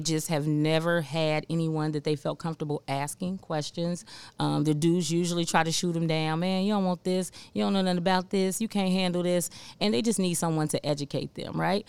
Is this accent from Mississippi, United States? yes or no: no; Cincinnati, Ohio, United States; moved away as an adult; now in Memphis, United States; I'm from Cincinnati